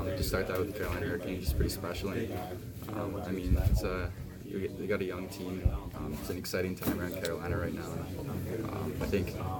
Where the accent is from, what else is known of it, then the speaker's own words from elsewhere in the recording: London, Ontario, Canada; I'm from London, Ontario